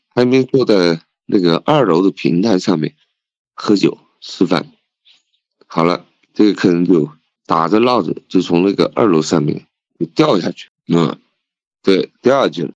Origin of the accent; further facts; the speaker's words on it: Leshan, Sichuan, China; also born or lived in Lhasa, Tibet; 因为我是四川人，那我可以用一个，一句四川话来形容